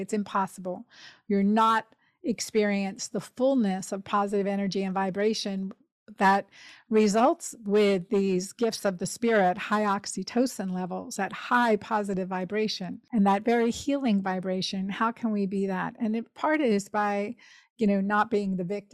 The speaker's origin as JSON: {"language": "English", "region": "Pennsylvania", "country": "United States", "tie": "born or raised there", "said": "our school in Pennsylvania"}